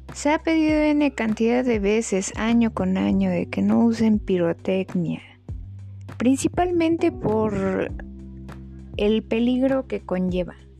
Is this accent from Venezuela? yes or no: no; Mexico; somos así los mexicanos